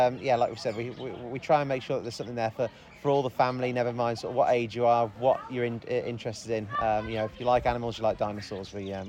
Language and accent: English; United Kingdom; But even so, we're British. We've got to complain about it